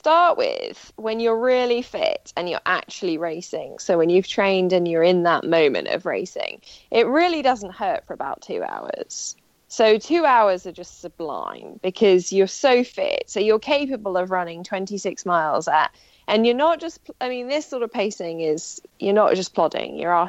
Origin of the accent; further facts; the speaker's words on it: Wales, United Kingdom; accent: generic English; No, because I do have an English accent, but I am from Wales, but my parents are both English, so I sound English.